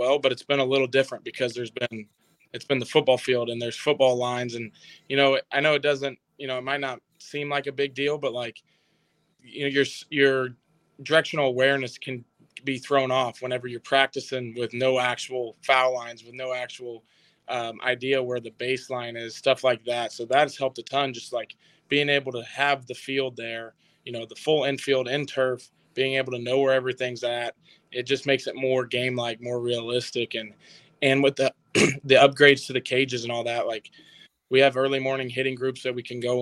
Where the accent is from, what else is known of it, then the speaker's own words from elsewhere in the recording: Lincoln, Missouri, United States; I came from Lincoln, Missouri